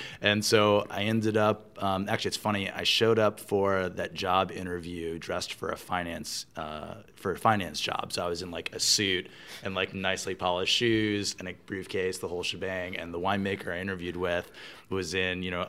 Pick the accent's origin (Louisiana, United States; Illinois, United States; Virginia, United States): Virginia, United States; moved away as an adult; now in California, United States; I am from Virginia. I love Virginia